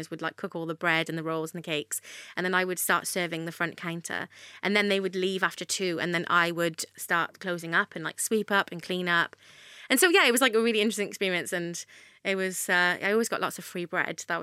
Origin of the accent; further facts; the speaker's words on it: Wales, United Kingdom; Oh, there was everything there that I guess is in London, just on a smaller scale.